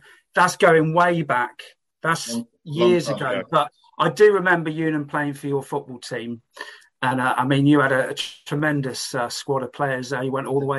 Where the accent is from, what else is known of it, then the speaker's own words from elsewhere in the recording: Reading, South East England, United Kingdom; I was brought up on Wantage Road, which was in the shadows of the floodlight of Elm Park